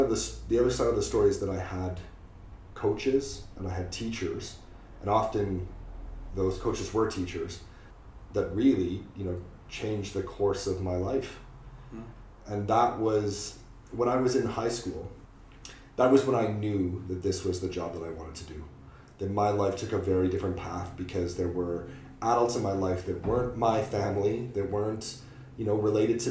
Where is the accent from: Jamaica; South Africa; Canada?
Canada; moved away as an adult; now in United Kingdom; I am Canadian.